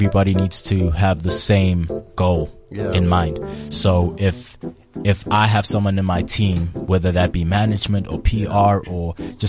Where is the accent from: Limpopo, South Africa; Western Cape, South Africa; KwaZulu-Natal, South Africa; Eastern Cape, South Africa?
KwaZulu-Natal, South Africa; Durban; I'm from Durban, man.